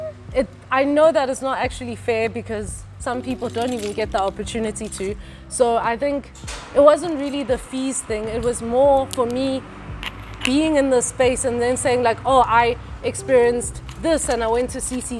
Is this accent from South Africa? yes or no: yes; Witbank, Mpumalanga, South Africa; moved away as an adult; also born or lived in Johannesburg / Sussex; I grew up in Witbank, Emalahleni, which is like a coal area.